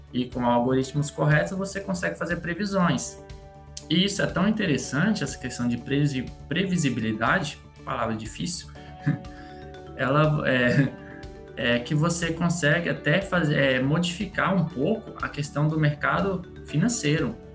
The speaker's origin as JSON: {"language": "Portuguese", "town": "Tesouro", "region": "Mato Grosso", "country": "Brazil", "moved": "yes", "lives_now": "Rondonópolis, Brazil", "said": "Eu, sou... eu, vim de Tesouro, Mato Grosso"}